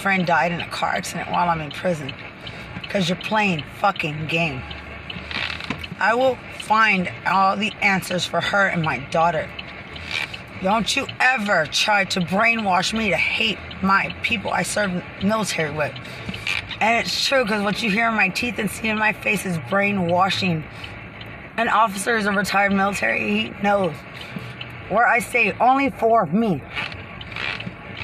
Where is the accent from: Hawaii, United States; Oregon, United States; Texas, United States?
Texas, United States; Lubbock; I'm from Lubbock